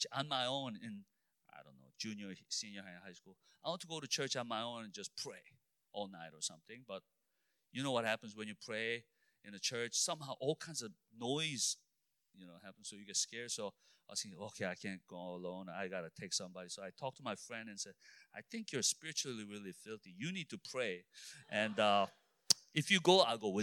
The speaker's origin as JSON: {"language": "English", "region": "Illinois", "country": "United States", "said": "I'm only from Illinois."}